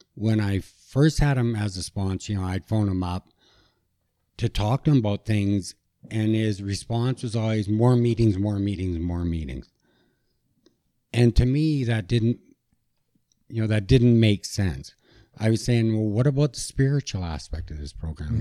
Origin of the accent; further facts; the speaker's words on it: Kelowna, British Columbia, Canada; I grew up in Kelowna, British Columbia